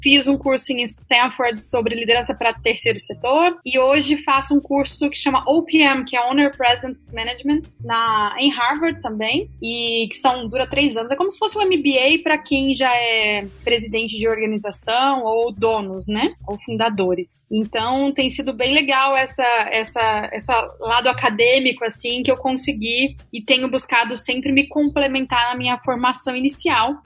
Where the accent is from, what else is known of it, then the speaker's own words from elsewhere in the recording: south of Minas Gerais, Brazil; Eu sou mineira, do sul de Minas Gerais